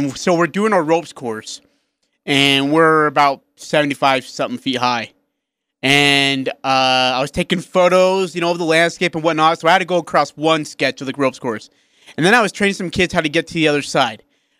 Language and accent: English; India; now in Utah, United States; I'm from India.